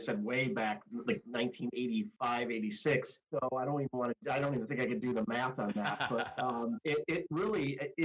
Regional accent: Rochester, New York, United States; moved away as an adult; also born or lived in Washington, D.C.; Home for me is upstate New York. I grew up in Rochester, New York

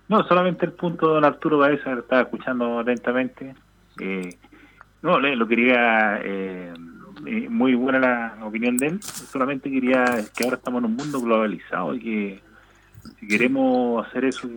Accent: Chile

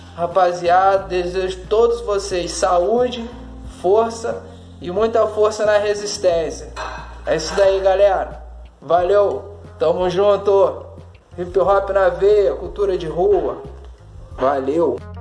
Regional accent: Valença, Rio de Janeiro, Brazil; also born or lived in Campos dos Goytacazes; Sou natural da cidade de Valença, estado do Rio de Janeiro. É, sou nascido e criado no bairro de Fátima, particularmente no Fundão.

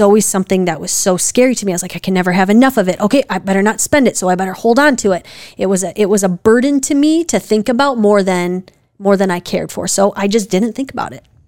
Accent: Wisconsin, United States; we're from Wisconsin

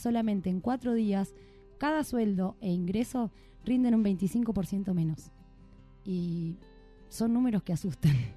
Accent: Argentina; como argentinos merecemos

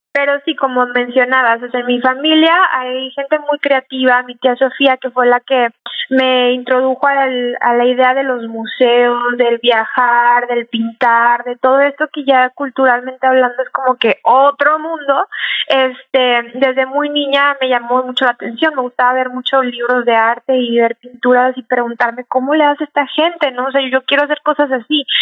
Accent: Mexico; now in San Antonio, United States; yo nací aquí, pero me crié en México

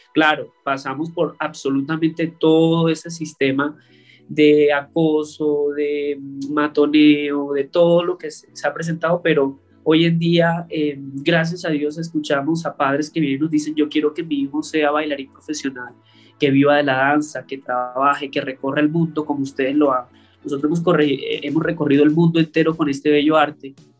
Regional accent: northern La Guajira, Colombia; also born or lived in Riohacha, Colombia; now in Bogotá, Colombia; yo soy del norte de La Guajira, eh, colombiana, y cuando me mudé a Riohacha

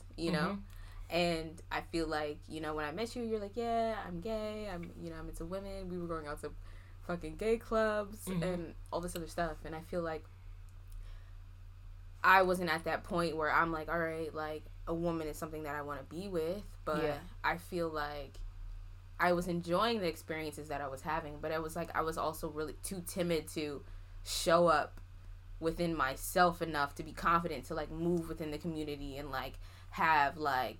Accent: New York, United States; I'm from New York.

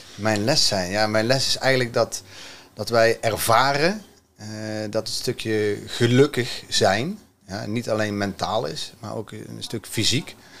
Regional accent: Vught, North Brabant, Netherlands; Uit Vught.

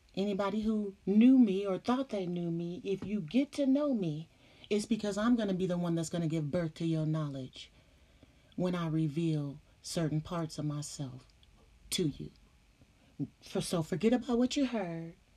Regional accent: California, United States; I'm from Cali

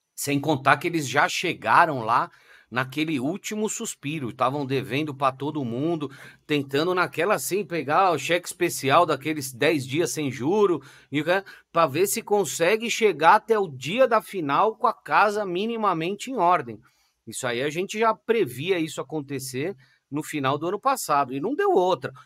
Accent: São Paulo, Brazil; also born or lived in Mooca, São Paulo / Interlagos, São Paulo; eu moro aqui em Interlagos. Eu sou nascido no Ipiranga

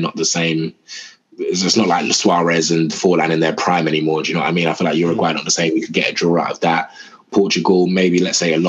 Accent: Nigeria; that was really annoying for me as a Nigerian

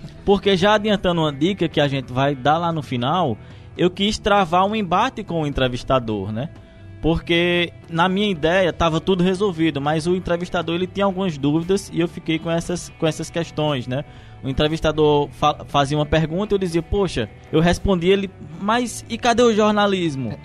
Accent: Crato, Ceará, Brazil; moved away as an adult; now in João Pessoa, Brazil; eu saí lá de Crato, interior do Ceará, vim aqui para João Pessoa

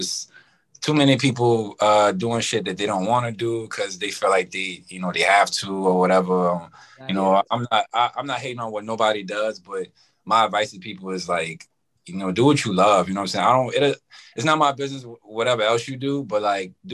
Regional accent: New Orleans, Louisiana, United States; moved away as an adult; also born or lived in South Central Los Angeles; now in Rancho Cucamonga, United States; I'm from New Orleans, living in California. I've been in California about 3 years

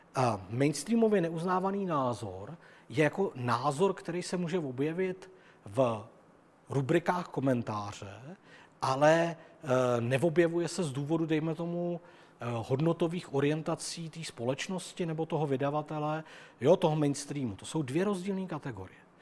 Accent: Czechia; also born or lived in Germany; narodil jsem se tady, mluvím tím jazykem, žiju tady s těma lidma, jsem Čech a žiju tady rád

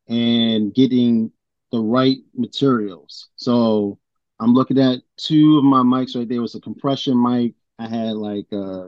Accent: Baltimore, Maryland, United States; Growing up in Baltimore

